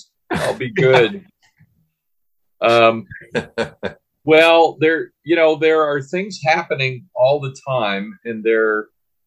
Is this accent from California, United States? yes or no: yes; San Diego, California, United States; moved away; also born or lived in Washington, D.C.; I grew up in San Diego, California, part of my life. I'm a native Washingtonian. I was born in D.C., but from the age of about 5 years old until I was a teenager, I lived in San Diego